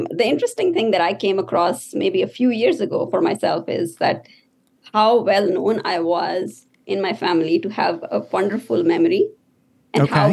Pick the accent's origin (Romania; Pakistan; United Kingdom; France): Pakistan; moved away as an adult; also born or lived in Saudi Arabia / Syria; now in United States; I believe I was seven when I went back to Pakistan, which is really my home country. Okay. And so I spent the rest of my childhood and my early adulthood there. So I came to US when I was 30.